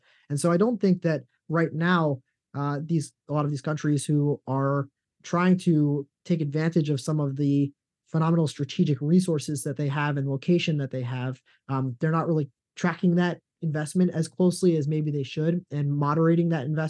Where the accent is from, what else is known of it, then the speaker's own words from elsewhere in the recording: United States; as an American, we are very cognizant of some of these things.